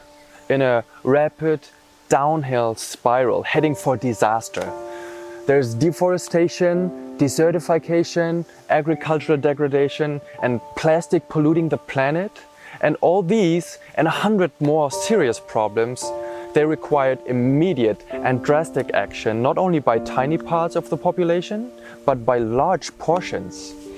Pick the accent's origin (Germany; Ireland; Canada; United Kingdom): Germany; East Germany; now in Austria; I was born in East Germany into an atheist family and an almost completely secular social environment. All my relatives, schoolmates and friends were mostly non-believers